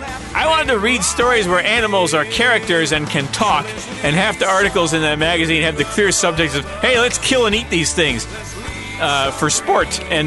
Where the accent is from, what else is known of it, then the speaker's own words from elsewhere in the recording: Louisiana, United States; growing up in Louisiana